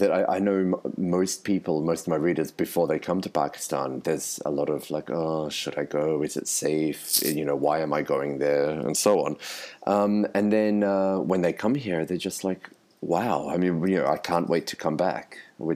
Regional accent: Sydney, New South Wales, Australia; also born or lived in Melbourne, Australia; I'm originally from Australia. I grew up in Sydney and I spent a lot of time working and living in Melbourne

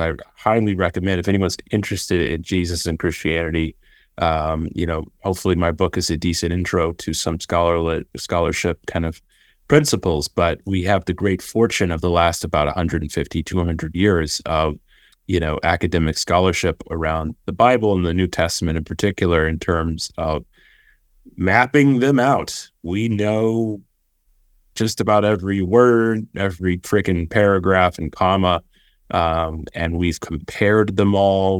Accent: Austin, Texas, United States; I grew up in Austin, Texas. I, I, my family's all Austinites

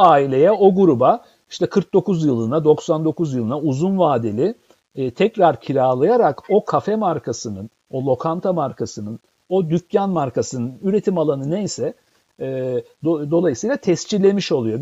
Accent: Istanbul, Turkey; moved away; İstanbul'da doğdum büyüdüm

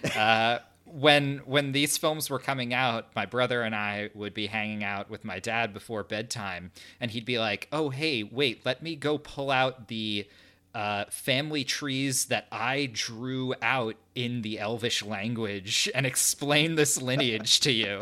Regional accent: New Jersey, United States; right now I am a English teacher, uh, up in New Jersey where we, where we spent most of our days

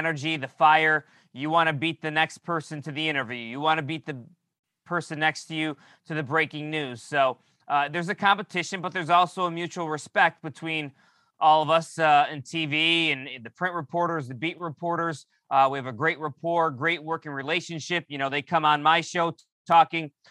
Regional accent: New York, United States; I'm from New York

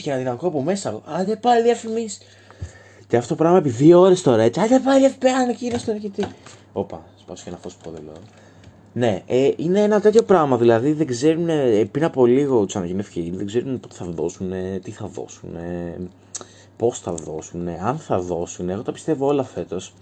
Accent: Thrace, Greece; είμαι πανθρακικό, γιατί είμαι από τη Θράκη

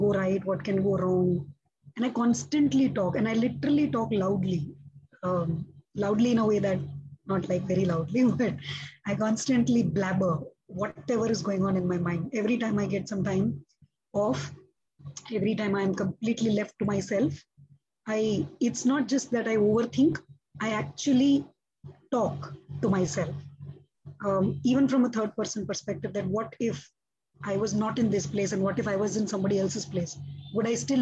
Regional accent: Mumbai, Maharashtra, India; I have been born and raised in Mumbai

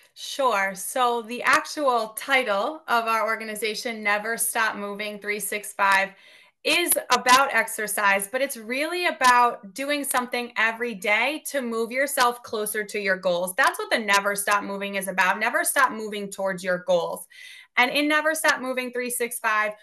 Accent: Westchester, New York, United States; my hometown school district in Westchester, New York

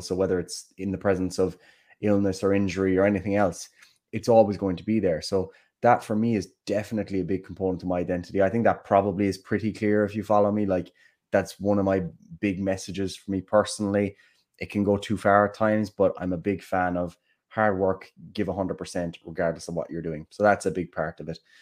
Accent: Killarney, Munster, Ireland; accent: Kerry; Killarney, my hometown

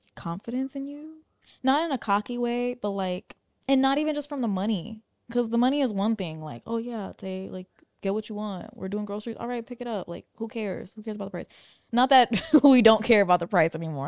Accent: New York, United States; moved away as an adult; where we grew up in New York

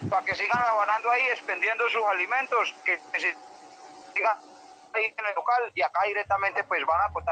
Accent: Urabá, Antioquia, Colombia; moved away; Nosotros venimos desde el Urabá antioqueño y nosotros directamente, pues, costeños no somos

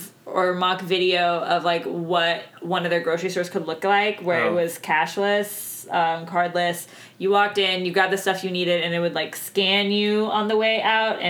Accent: Texas, United States; we're Texan

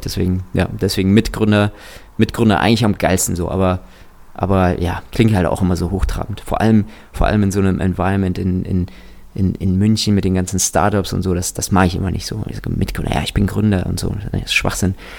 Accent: Kazakhstan; ich bin tatsächlich in Kasachstan geboren

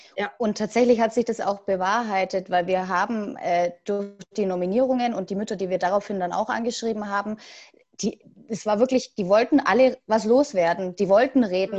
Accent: Asperg, Baden-Württemberg, Germany; ich komme aus Asberg, Nähe Ludwigsburg bzw. Stuttgart

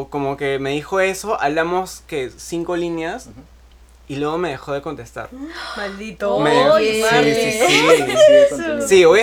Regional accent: Arequipa, Peru; Porque estoy acá en Lima de vacaciones. Yo soy de Arequipa.

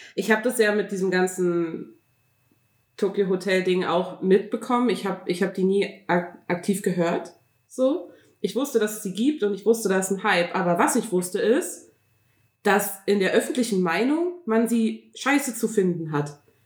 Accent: Berlin, Germany; bei uns in Berlin

